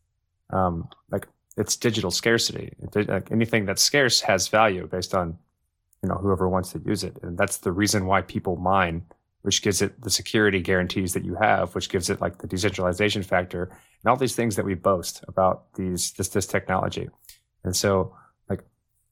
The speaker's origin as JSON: {"language": "English", "region": "Texas", "country": "United States", "said": "I'm a Texan"}